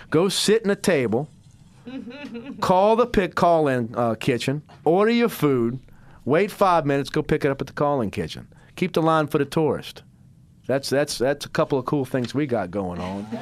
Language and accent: English; Biloxi, Mississippi, United States; now in New Orleans, United States; I'd say I'm from New Orleans, but I'm really from Biloxi, Mississippi.